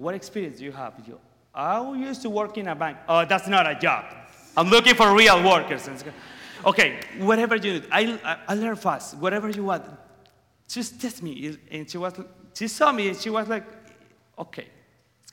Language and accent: English; Venezuela; English is a second language; moved away as an adult; now in United States; I'm from Venezuela